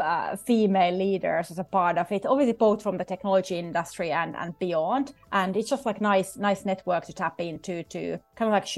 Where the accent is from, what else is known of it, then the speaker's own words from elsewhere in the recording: Finland; moved away as an adult; also born or lived in Shanghai, China / Stockholm, Sweden / Turin, Italy / London, United Kingdom; now in New York, United States; I'm originally from Finland